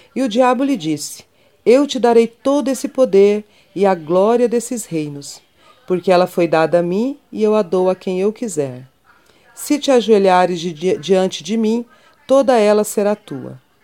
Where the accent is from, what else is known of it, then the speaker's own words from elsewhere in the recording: Orós, Ceará, Brazil; now in Goiânia, Brazil; Sou cearense, natural de Oroz, né, no sertão do Ceará